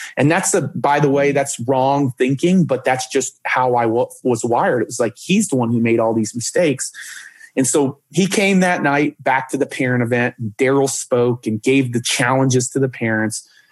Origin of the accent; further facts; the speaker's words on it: Dallas, Texas, United States; I grew up in Dallas, Texas with my parents